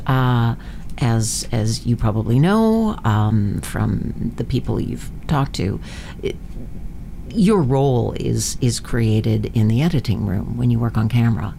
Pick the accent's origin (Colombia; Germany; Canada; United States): Canada; Vancouver, British Columbia; also born or lived in Manitoba; I grew up here in Vancouver. My my, I was born in Manitoba, but my family came out here before